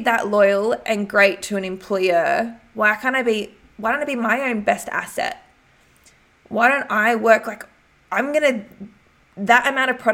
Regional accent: Albury, New South Wales, Australia; moved away; my hometown, Albury.

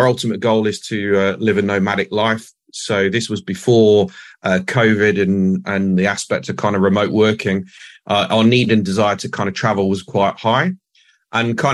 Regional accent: Nottingham, East Midlands, United Kingdom; moved away; I'm from Nottingham in the UK.

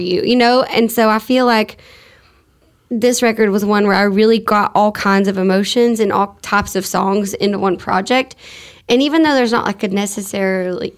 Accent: near the Louisiana border, Texas, United States; growing up on the line of Louisiana, I feel like it's very – I mean, I'm from Texas, but – we're an hour from the Louisiana border

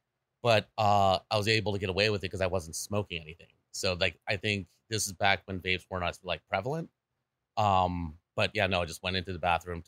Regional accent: Delaware, United States; born or raised there

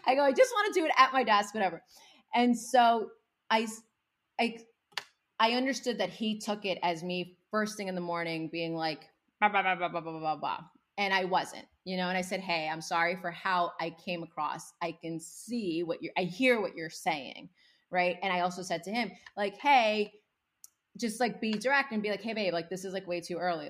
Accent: United States; when I came to the States when I was six months old with my parents, we didn't speak any English. So I learned English along with my parents by watching Sesame Street

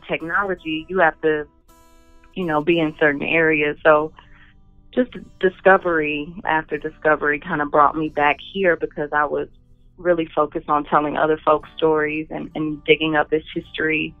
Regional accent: the South, United States; as an African-American who grew up in the South

